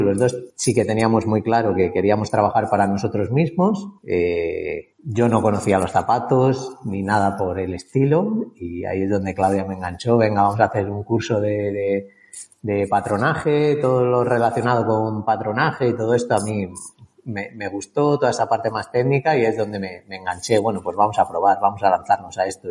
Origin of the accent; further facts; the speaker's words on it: Salamanca, Castile and León, Spain; moved away as an adult; also born or lived in Valladolid; now in Barcelona, Spain; soy de Salamanca